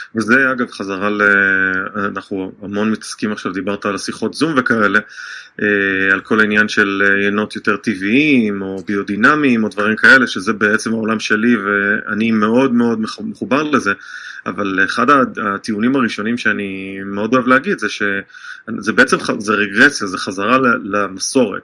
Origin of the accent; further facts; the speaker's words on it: Israel; now in United States; כישראלי שחי בארצות הברית